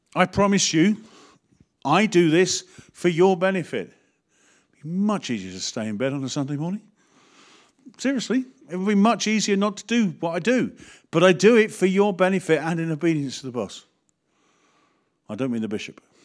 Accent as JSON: {"language": "English", "country": "United Kingdom", "said": "we are so British."}